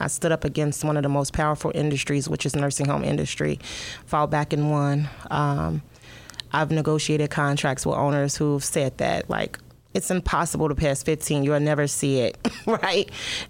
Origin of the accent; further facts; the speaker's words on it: Chicago, Illinois, United States; I am from Chicago. My father is a West Sider. My mom is a South Sider. I've lived pretty much from house to house. I stayed on the South Side, the West Side, Naperville, Warrenville, Wheatonville, Glen Ellen.